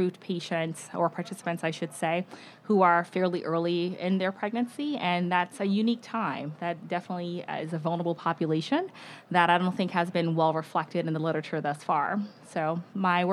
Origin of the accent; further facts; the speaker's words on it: Virginia, United States; moved away as an adult; also born or lived in Georgia; now in San Francisco, United States; I am originally from Virginia